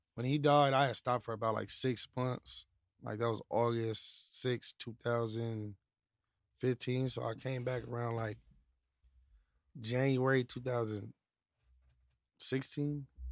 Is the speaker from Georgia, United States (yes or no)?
no; Apple Valley, California, United States; also born or lived in Victorville; I'm from Victorville, like Apple Valley. I'm from Apple Valley